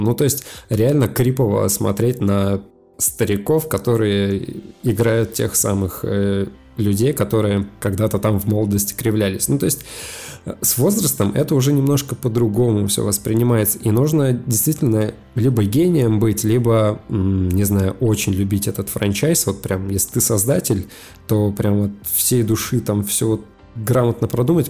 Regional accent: Sosnovy Bor, Leningrad Oblast, Russia; born or raised there; moved away

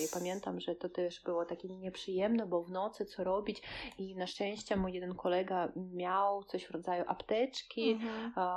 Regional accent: Kaliningrad, Kaliningrad Oblast, Russia; Polish is a second language; nad zatoką tutaj u nas w Kaliningradzie

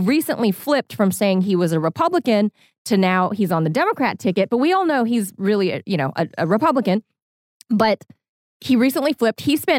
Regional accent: Los Angeles, California, United States; moved away; back in my hometown of Los Angeles

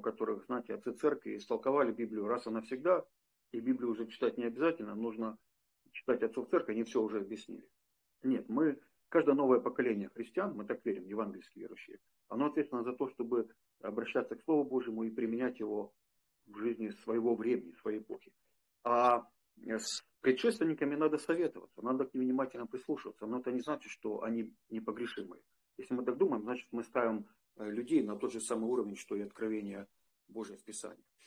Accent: Donetsk, Donetsk Oblast, Ukraine; moved away as an adult; also born or lived in Prokhladny, Kabardino-Balkaria, Russia; в городе Донецке, это мой родной город, я из Донецка

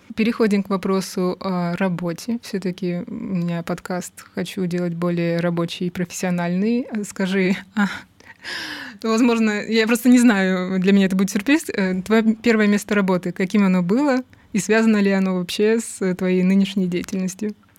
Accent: Rostov-on-Don, Rostov Oblast, Russia; я из Ростова-на-Дону, а там не так все богато культурой

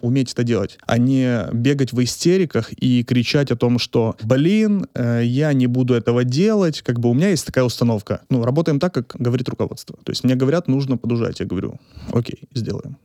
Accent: Ukraine; moved away; also born or lived in Poltava; Я родом из Украины, и в две тысячи шестнадцатом году я закончил университет, Полтавский университет экономики и торговли

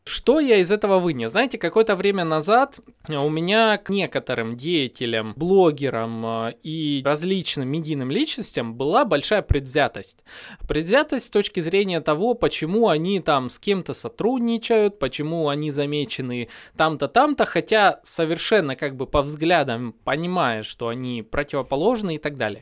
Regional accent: Donetsk, Donetsk Oblast, Ukraine; я сам, допустим, из Донецка, 14-16 года я прожил под обстрелами

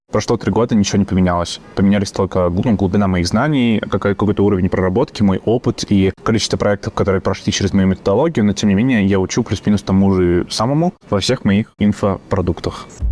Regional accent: Yaroslavl, Yaroslavl Oblast, Russia; moved away; also born or lived in Saint Petersburg; в Ярославль, мой родной город

